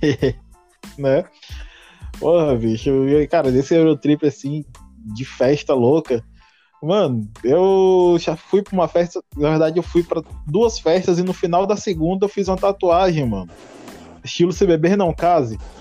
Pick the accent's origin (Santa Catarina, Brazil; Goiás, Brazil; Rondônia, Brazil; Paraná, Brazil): Rondônia, Brazil; Porto Velho; sou de Porto Velho, Rondônia